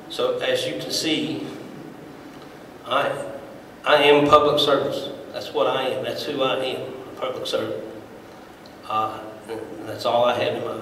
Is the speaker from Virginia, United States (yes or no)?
yes; Washington County, Virginia, United States; I was born and raised here in Washington County. I'm married